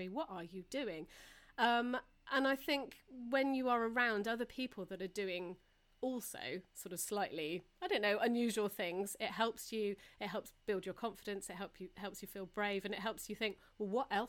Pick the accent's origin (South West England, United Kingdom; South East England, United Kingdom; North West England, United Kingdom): South West England, United Kingdom; Taunton; growing up in Taunton